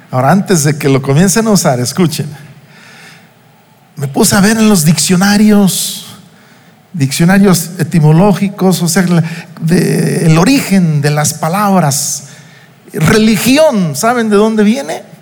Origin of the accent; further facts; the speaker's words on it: Uruapan, Michoacán, Mexico; now in Morelia, Mexico; pasé desde los dos meses de edad mi infancia en Uruapan, una hora y pico de distancia de aquí de Morelia, aunque aquel entonces eran cinco o seis horas entre Morelia y Uruapan